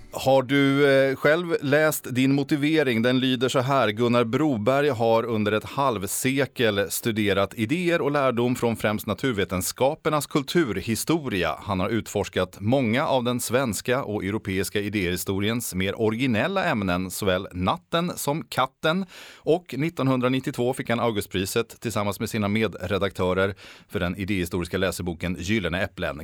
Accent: Sweden; oss svenskar

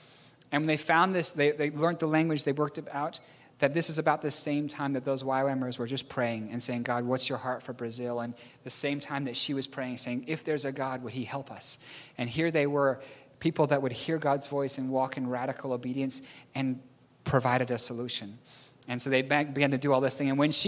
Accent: New Zealand; accent: strange; also born or lived in Philippines; I'm a New Zealander born in the Philippines. I have a strange accent.

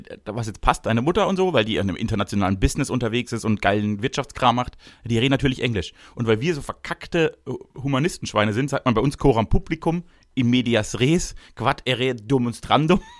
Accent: Baden-Württemberg, Germany; Ich bin nämlich ein großherziger Typ. Ich komme nämlich aus dem Großherzigtum Baden.

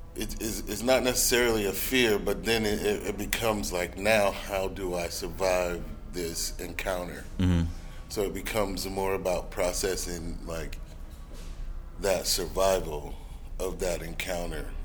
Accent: Alabama, United States; now in Atlanta, United States; Alabama, which is my home state

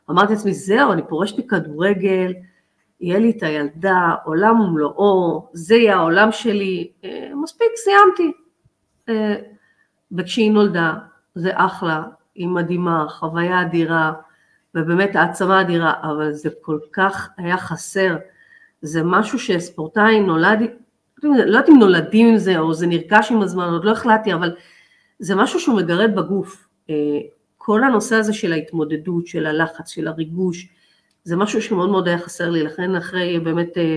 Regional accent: Haifa, Haifa District, Israel; הייתי צריכה לנסוע מהקריות אה, להפועל חיפה

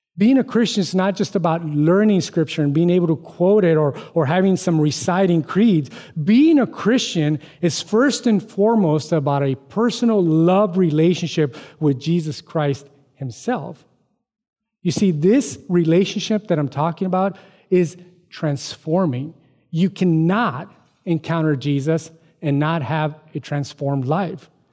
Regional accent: United States; I'm an American, Mexican American

